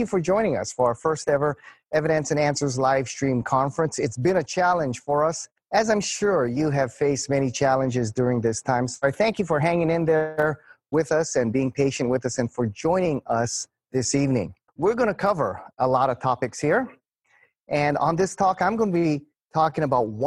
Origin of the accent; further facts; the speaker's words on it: Hawaii, United States; growing up here in Hawaii